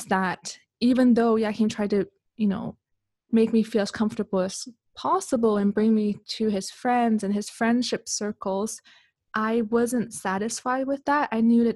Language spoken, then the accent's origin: English; Canada; moved away as an adult; also born or lived in Hong Kong / Switzerland; now in Malaysia; Even though I grew up in Canada, I was born in Hong Kong